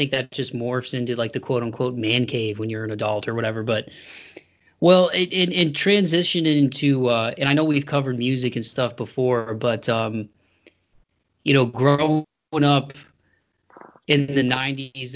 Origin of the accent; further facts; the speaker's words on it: Toledo, Ohio, United States; moved away as an adult; now in Tennessee, United States; the house that I grew up in over on Second Year in Toledo